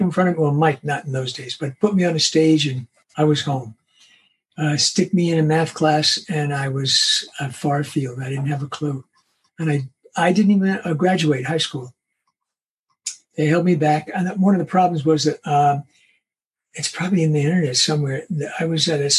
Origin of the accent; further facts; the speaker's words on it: New York City, New York, United States; I was born in Brooklyn, New York, in Brighton Beach, Coney Island Hospital